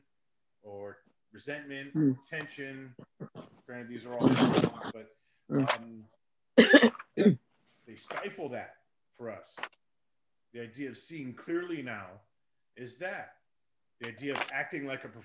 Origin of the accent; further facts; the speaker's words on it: Hollywood, Florida, United States; I grew up in a city over in South Florida called Hollywood